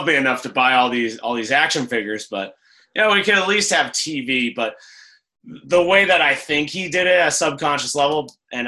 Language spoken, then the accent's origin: English; Cape Cod, Massachusetts, United States; how small my hometown is